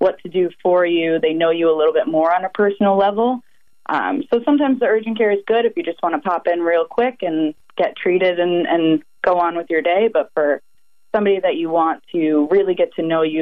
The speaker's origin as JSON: {"language": "English", "town": "North Babylon", "region": "New York", "country": "United States", "tie": "born or raised there", "also_born_or_lived": "Grenada", "said": "I was born and raised here on Long Island in North Babylon."}